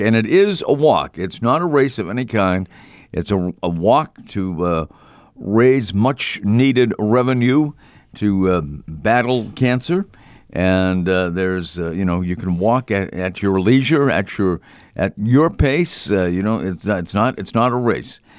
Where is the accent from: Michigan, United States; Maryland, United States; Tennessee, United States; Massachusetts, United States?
Massachusetts, United States; Boston; growing up in the Boston area